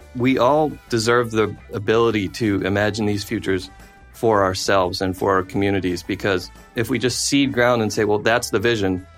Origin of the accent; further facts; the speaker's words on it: United States; also born or lived in South Africa; being American abroad during the George W. Bush presidency